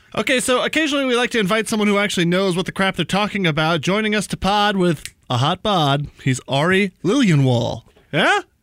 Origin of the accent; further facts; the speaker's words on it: New Mexico, United States; moved away; We're both from New Mexico